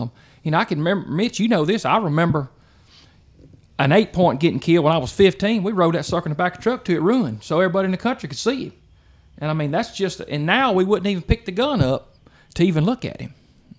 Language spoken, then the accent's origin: English; Lowndes County, Mississippi, United States; I grew up in Lowndes County, Mississippi.